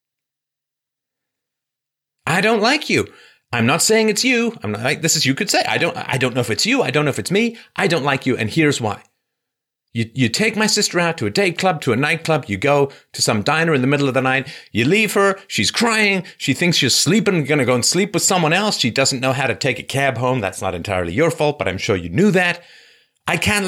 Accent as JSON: {"language": "English", "region": "England", "country": "United Kingdom", "tie": "born or raised there", "said": "I grew up in England"}